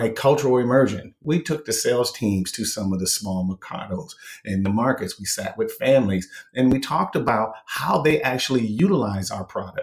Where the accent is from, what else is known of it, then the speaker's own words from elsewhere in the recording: Minnesota, United States; I was born and raised in Minnesota, which is where spam started